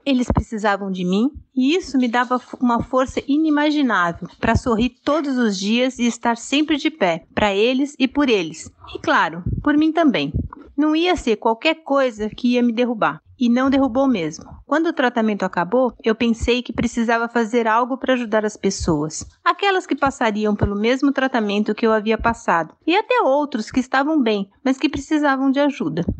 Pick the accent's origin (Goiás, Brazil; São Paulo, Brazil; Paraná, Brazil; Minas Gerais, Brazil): São Paulo, Brazil; sou de São Paulo, aqui da capital